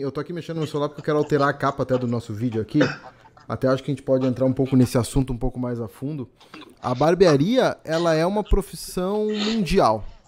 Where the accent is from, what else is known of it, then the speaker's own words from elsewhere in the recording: Porto Alegre, Rio Grande do Sul, Brazil; also born or lived in Argentina; moro em Porto Alegre